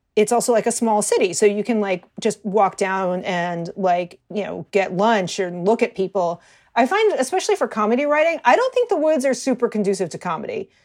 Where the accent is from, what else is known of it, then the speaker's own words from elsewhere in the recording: Hartford, Connecticut, United States; moved away as an adult; also born or lived in Baltimore / Chicago; now in New York, United States; I grew up outside of Hartford, Connecticut